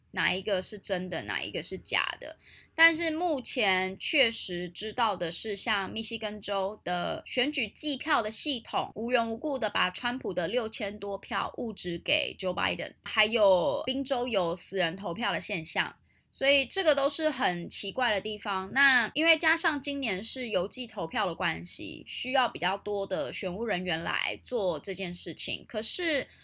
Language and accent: Chinese; Taiwan; 我们台湾人